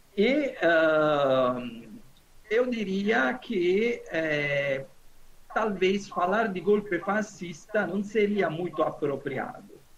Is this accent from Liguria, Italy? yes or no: no; Naples, Campania, Italy; Portuguese is a second language; moved away; Eu sou do sul da Itália, Napoli